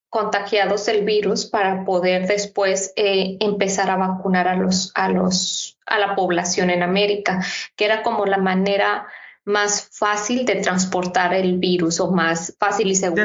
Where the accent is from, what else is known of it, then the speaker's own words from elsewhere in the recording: Mexico; así como los mexicanos tenemos como nuestras maneras de, actuar